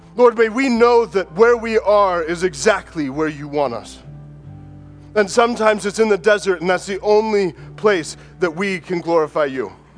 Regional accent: United States; born or raised there

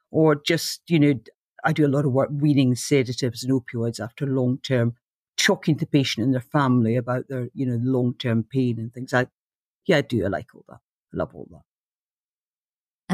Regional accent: Aberdeen, Scotland, United Kingdom; moved away as an adult; also born or lived in London; I came from Aberdeen, which is like, uh, Gotham City in the north

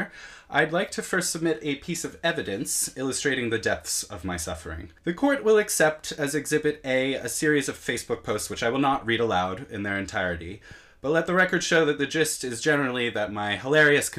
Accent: United States; moved away as an adult; now in England, United Kingdom; growing up in America

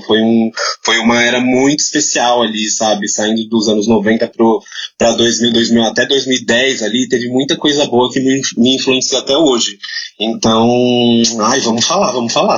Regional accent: São Paulo, Brazil; eu sou da Zona Oeste de São Paulo

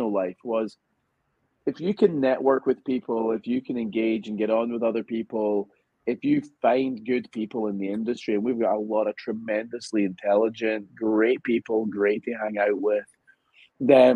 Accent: Scotland, United Kingdom; moved away as an adult; now in United States; because I'm Scottish

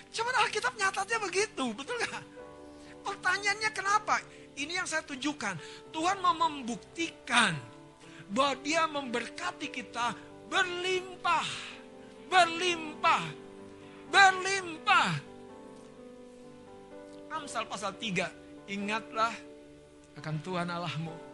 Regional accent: North Sumatra, Indonesia; Kita orang Batak ya, buta galung.

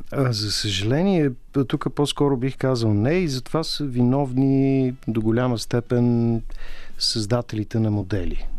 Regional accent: Bulgaria; като българи

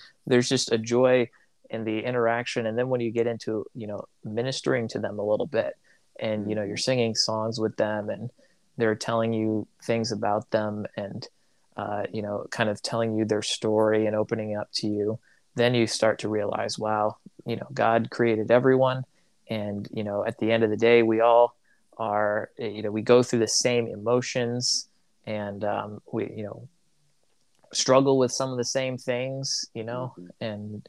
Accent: Tanzania; But here I was, an American who I was told the Congolese, I grew up in Tanzania, and they automatically assumed that I spoke better Swahili than they did

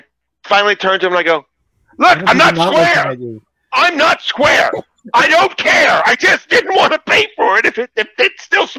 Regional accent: Virginia, United States; I'm from Virginia.

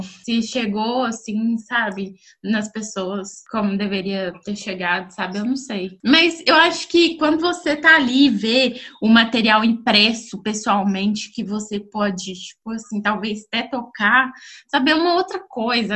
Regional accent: Belo Horizonte, Minas Gerais, Brazil; moved away; sou de Belo Horizonte, mas atualmente não estou morando em Belo Horizonte, mas vou voltar para Belo Horizonte.

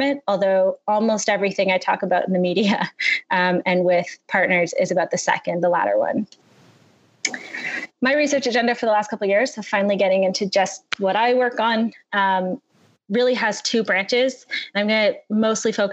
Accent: Toronto, Ontario, Canada; my hometown of Toronto

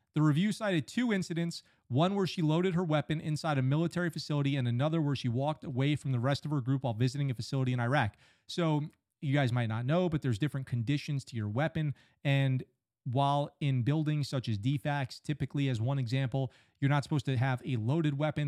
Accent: Poughkeepsie, New York, United States; moved away as an adult; also born or lived in San Diego; I'm from Poughkeepsie, New York

